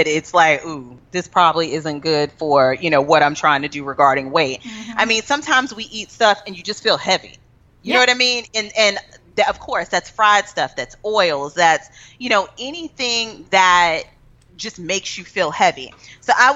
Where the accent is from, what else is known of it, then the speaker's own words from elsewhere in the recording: Texas, United States; I'm from Texas